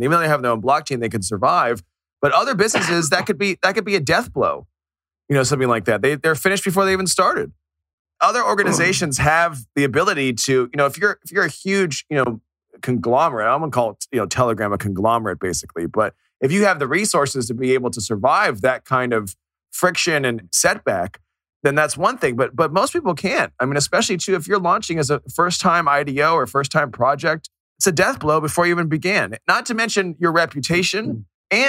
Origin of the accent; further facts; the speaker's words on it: Miami, Florida, United States; one here in my hometown here in Miami